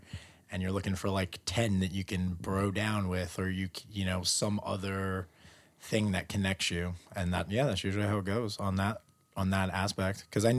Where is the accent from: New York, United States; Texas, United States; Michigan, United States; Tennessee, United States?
New York, United States; New York City; Born and raised in Queens.